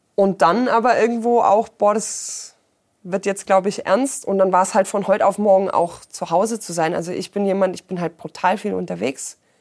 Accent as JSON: {"language": "German", "town": "Ulm", "region": "Baden-Württemberg", "country": "Germany", "tie": "born or raised there", "moved": "yes", "lives_now": "Allgäu, Germany", "said": "komme gebürtig eigentlich aus Ulm"}